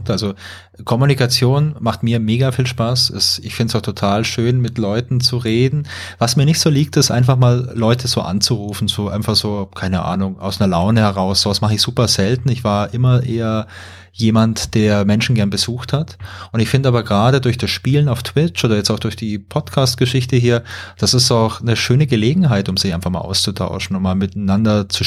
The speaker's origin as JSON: {"language": "German", "town": "Karlsruhe", "region": "Baden-Württemberg", "country": "Germany", "said": "Ich komme aus Karlsruhe, der schönen Pyramidenstadt hier im Süden. Ähm, ja, Baujahr 80"}